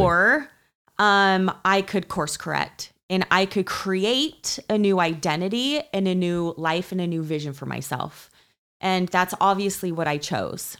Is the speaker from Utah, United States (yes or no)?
yes; Utah, United States; growing up in Utah, in the culture of Utah